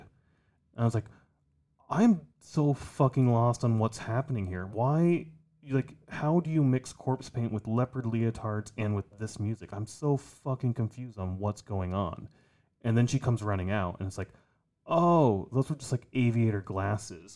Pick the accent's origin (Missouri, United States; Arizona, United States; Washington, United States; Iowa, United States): Iowa, United States; we grew up in Iowa